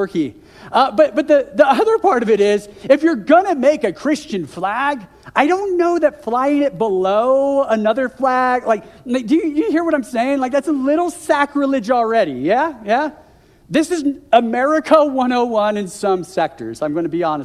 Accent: United States; moved away as an adult; also born or lived in Seattle, Washington; now in Calgary, Canada; I'm an American

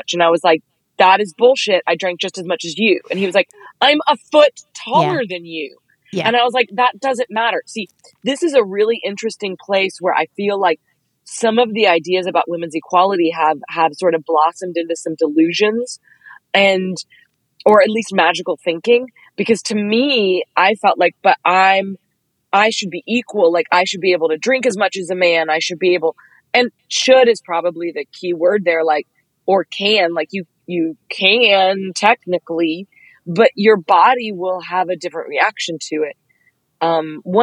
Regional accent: Dallas, Texas, United States; I'm 5'2" and I'm from Dallas

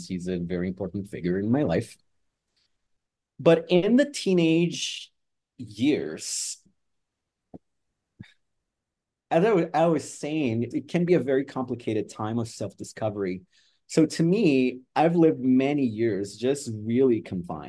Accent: Brazil; moved away as an adult; also born or lived in Edmonton, Canada; now in Toronto, Canada; I am Brazilian Canadian. At the time in my teens, I was actually in Brazil. And I moved to Canada, actually, in my early 20s.

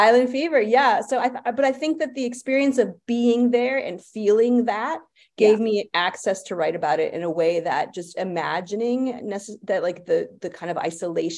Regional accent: United States; I'm an American

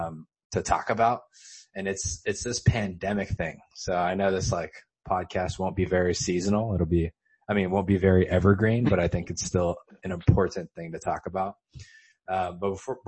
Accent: Los Angeles, California, United States; now in Temple City, United States; I'm from Los Angeles, specifically Chinatown, California

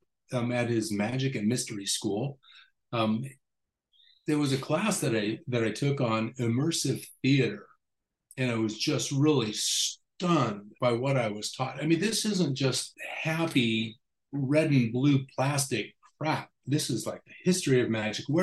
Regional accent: Las Vegas, Nevada, United States; Growing up in Las Vegas

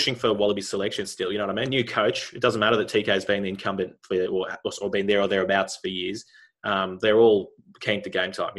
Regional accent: New Zealand; I'm still Kiwi biased.

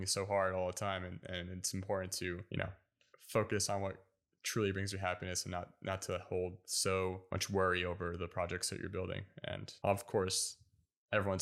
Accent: United States; I grew up learning Turkish and Arabic, but I was born in the States

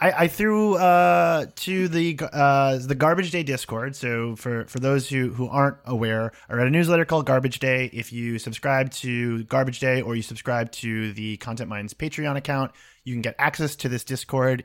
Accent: Boston, Massachusetts, United States; growing up in Boston.

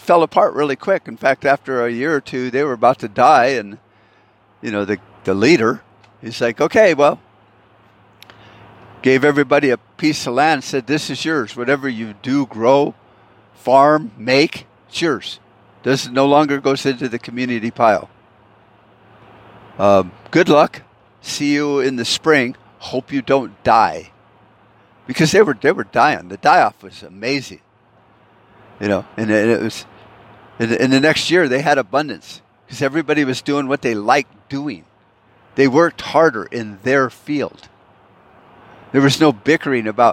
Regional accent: United States; I was born in America.

